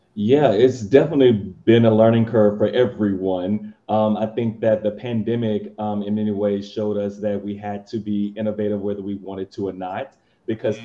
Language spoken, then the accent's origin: English; Texas, United States; now in Florida, United States; I'm originally from Texas